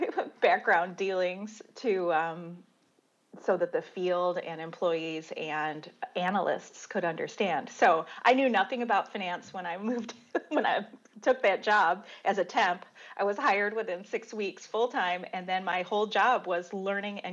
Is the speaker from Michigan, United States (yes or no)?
yes; Dearborn, Michigan, United States; moved away; also born or lived in California; I grew up in Dearborn in Detroit, so I was a car girl anyway